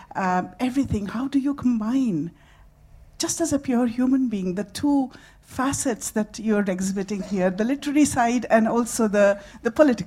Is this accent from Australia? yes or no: no; India; moved away as an adult; now in Scotland, United Kingdom; I've been born and raised in India and came to Scotland and lived more than half of my life here.